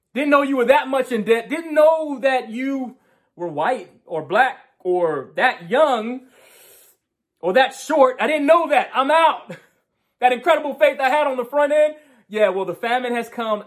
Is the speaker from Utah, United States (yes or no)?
no; New York, United States; moved away; also born or lived in Loudoun County, Virginia; in my home state of New York